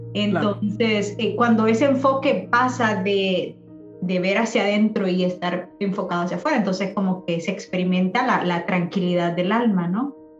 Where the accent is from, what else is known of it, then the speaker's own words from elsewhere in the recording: El Salvador; moved away as an adult; yo ya me vine ya de 20 años acá, entonces para mí mitad de mi vida fue allá en mi país, en El Salvador.